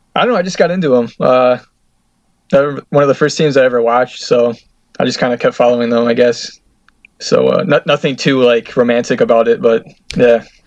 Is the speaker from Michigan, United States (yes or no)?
yes; Detroit, Michigan, United States; I'm actually from Detroit, so I support Detroit City FC